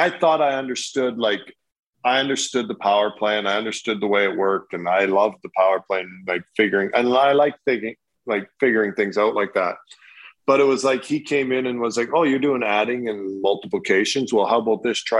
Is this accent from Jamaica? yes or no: no; Canada; now in United States; as a Canadian